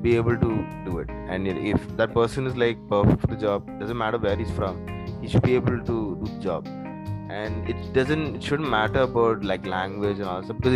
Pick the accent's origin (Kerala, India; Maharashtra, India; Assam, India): Kerala, India; first language English; I'm from Kerala